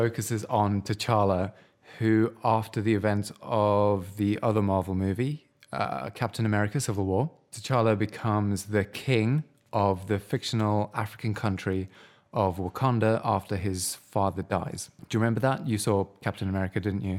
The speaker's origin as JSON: {"language": "English", "country": "United Kingdom", "said": "as white British people"}